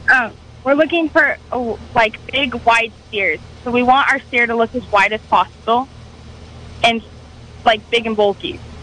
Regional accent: Alaska, United States; now in Calpella, United States; I did not grow up in the state. I grew up in Alaska

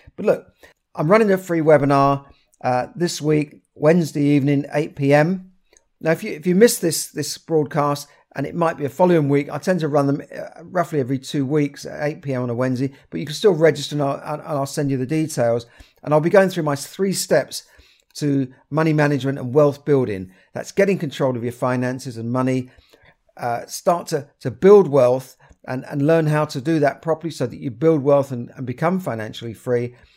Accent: London, United Kingdom; where I grew up in Camden.

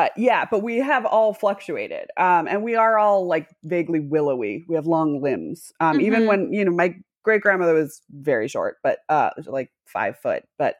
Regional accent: Massachusetts, United States; accent: Midwest; No, I'm from Massachusetts, but people ask me all the time because my accent sounds a little bit Midwest. I got rid of my Massachusetts accent and I just went hard and it became a little bit Midwest.

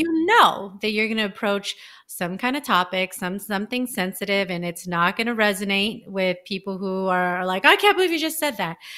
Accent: California, United States; I'm from California

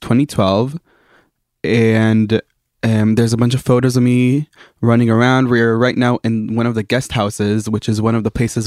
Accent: United States; accent: American; now in Israel; as you can probably hear by my accent, I'm American.

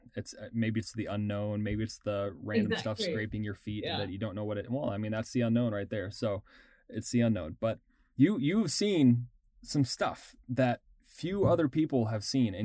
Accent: Texas, United States; I grew up in Texas, kind of on the coast

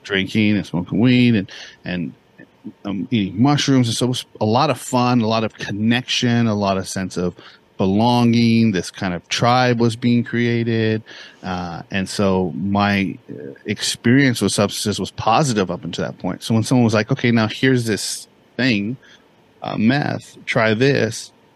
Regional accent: Bakersfield, California, United States; also born or lived in Santa Barbara, California; I grew up in a place called Bakersfield, California.

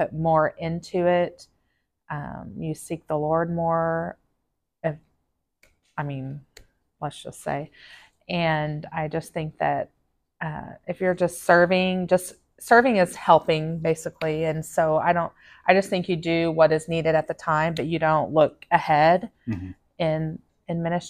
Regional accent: Seminole, Oklahoma, United States; moved away as an adult; also born or lived in Alaska; I was born and raised in Seminole, Oklahoma

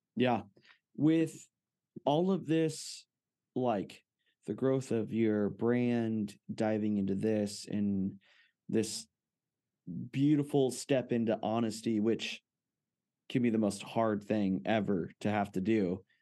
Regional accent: Fresno, California, United States; I grew up in Fresno, California

